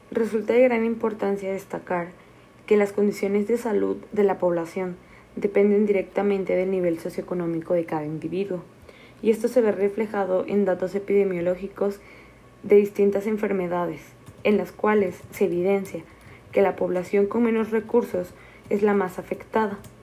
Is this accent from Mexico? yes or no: yes; Mexico; nosotros como mexicanos